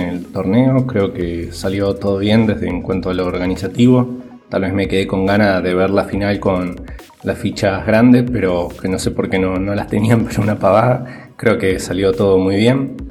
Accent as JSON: {"language": "Spanish", "country": "Argentina", "said": "de Argentina."}